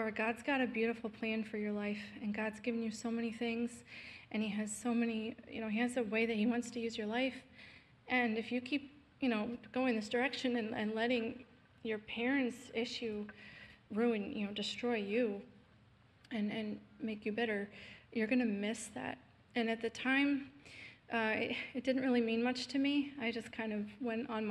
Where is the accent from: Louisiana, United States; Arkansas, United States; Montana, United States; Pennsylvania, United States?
Pennsylvania, United States; Southeast; I was born in Pennsylvania, in Southeast Pennsylvania.